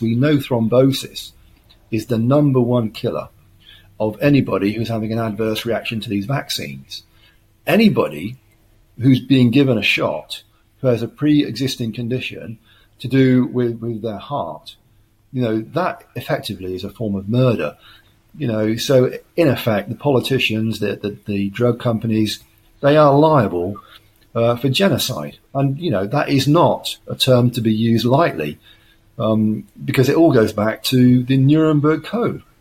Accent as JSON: {"language": "English", "country": "United Kingdom"}